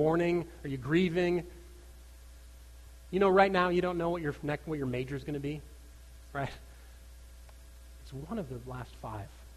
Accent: United States; I grew up right on the Minnesota border

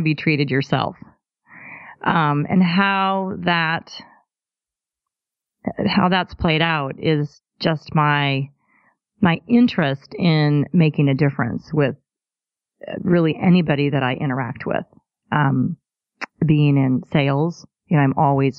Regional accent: Corvallis, Oregon, United States; moved away; also born or lived in Richland, Washington; I was born in Corvallis, Oregon. And I grew up there, and then we moved to Eastern Washington in Richland in the Tri-Cities.

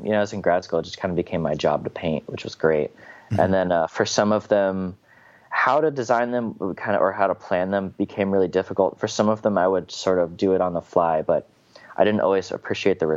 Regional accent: Midwest, United States; growing up in the Midwest, you have a lot of like conservative ideology

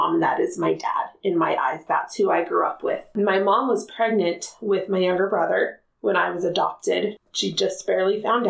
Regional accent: Spanish Fork, Utah, United States; I grew up in Spanish Fork, Utah, and still live in Spanish Fork, Utah

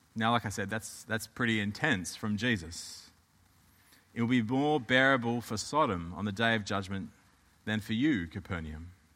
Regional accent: Australia; moved away; I'm from Australia

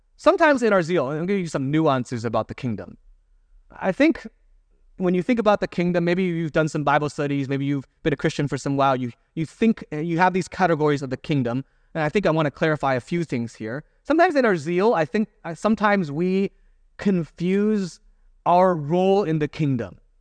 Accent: United States; as an American

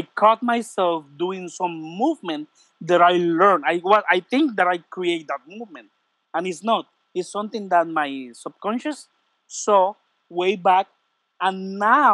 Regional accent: Puerto Rico; English is a second language; I'm from Puerto Rico.

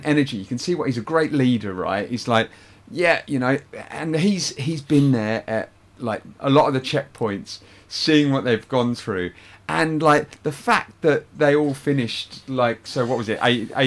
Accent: United Kingdom; being British

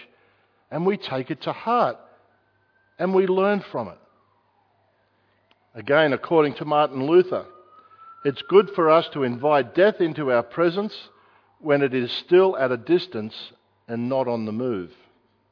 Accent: Australia; I'm an Australian citizen

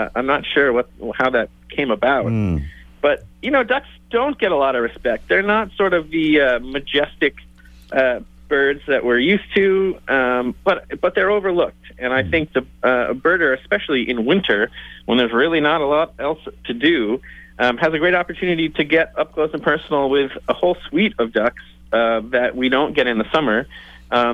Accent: New England, United States; now in Washington, D.C., United States; I grew up in New England

